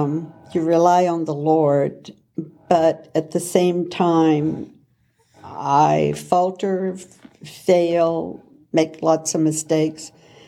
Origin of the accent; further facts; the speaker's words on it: the South, United States; moved away as an adult; also born or lived in Kentucky / Terre Haute, Indiana; now in Indianapolis, United States; we are Southerners now living in the Midwest, and we both had Christian parents and grew up in the church.